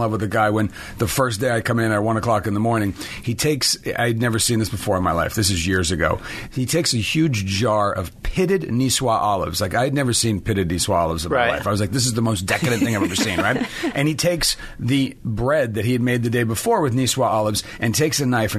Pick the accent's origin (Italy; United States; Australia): Italy; Milan, Lombardy; born there; also born or lived in France / Genoa, Italy / Rome, Italy; I was I was much farther east. I was born in Milan. I was born in Italy.